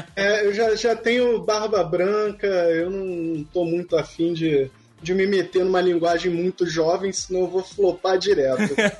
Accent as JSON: {"language": "Portuguese", "region": "Rio de Janeiro", "country": "Brazil", "accent": "carioca", "said": "O meu sotaque é carioca, eu posso comer um i ou outro"}